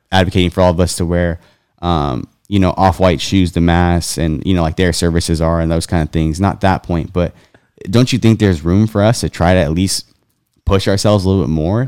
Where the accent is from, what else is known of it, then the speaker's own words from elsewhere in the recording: California, United States; I grew up in California